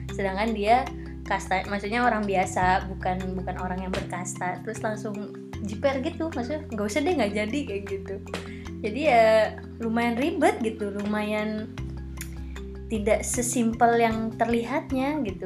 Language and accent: Indonesian; Jakarta, Indonesia; moved away as an adult; now in Bali, Indonesia; Aku lahir dan besar di Jakarta